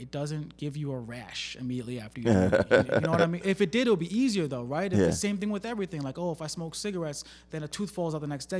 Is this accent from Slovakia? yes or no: no; Plainview, New York, United States; I went to school out in Long Island. I'm from Long Island. Okay. Right? I was born in Plainview. I went to Chaminade High School.